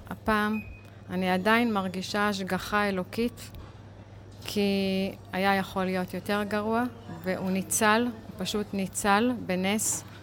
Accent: Kiryat Arba, West Bank, Palestine; אנחנו גרים בקריית ארבע המון המון שנים, נולדנו במקום, גדלנו במקום, בנינו את ביתנו בקריית ארבע, מגדלים דור שלישי בקריית ארבע.

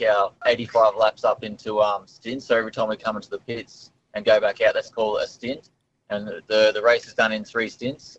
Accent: Melbourne, Victoria, Australia; I'm from Melbourne.

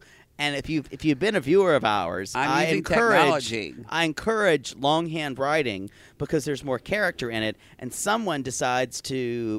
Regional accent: Pickens, South Carolina, United States; moved away; I am from a town in South Carolina called Pickens, South Carolina

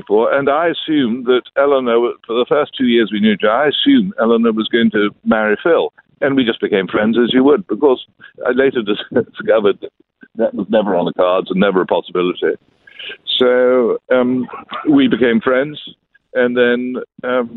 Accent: London, United Kingdom; I grew up in London, England

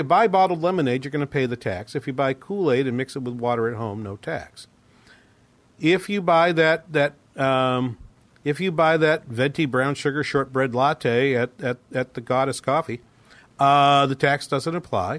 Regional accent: New England, United States; moved away; I'm from New England

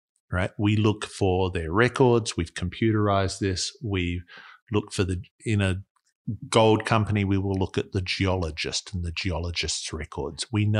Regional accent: Australia; That's actually a good way of thinking about it as an Australian.

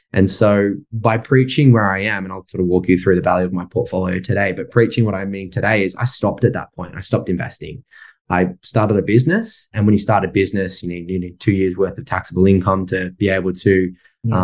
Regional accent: Sydney, New South Wales, Australia; moved away as an adult; I grew up in Sydney and I was there till I was about 22

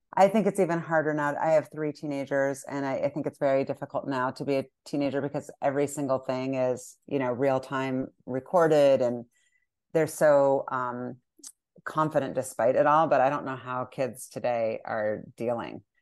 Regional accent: United States; as an American

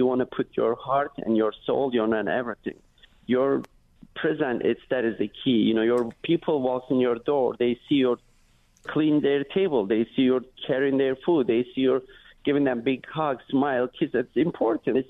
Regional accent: Turkey; English is a second language; moved away as an adult; also born or lived in New York City; now in United States; I am from Turkey, I came to U.S. 2002 with my dreams, nothing else

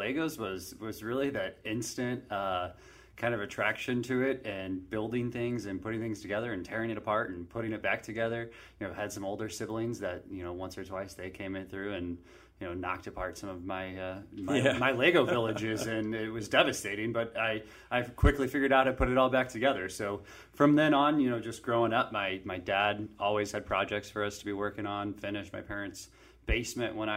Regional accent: St. Louis, Missouri, United States; also born or lived in California; I grew up in St. Louis, South County, Oakville area, born and raised there.

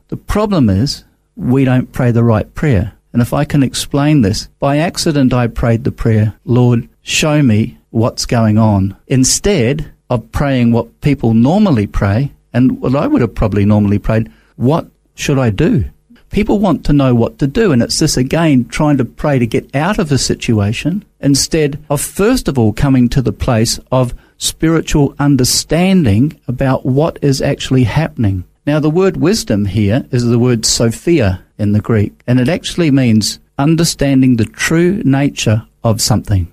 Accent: Christchurch, Canterbury, New Zealand; moved away as an adult; also born or lived in England / Auckland; now in Australia; Came over uh, when I was three, went to New Zealand

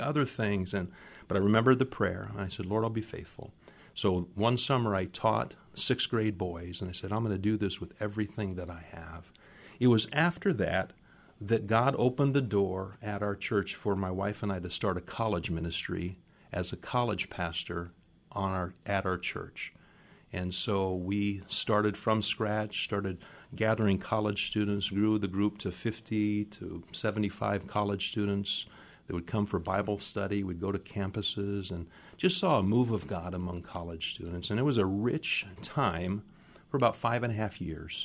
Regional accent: Phoenix, Arizona, United States; moved away as an adult; also born or lived in Minnesota; now in Seattle, United States; grew up in Phoenix, Arizona.

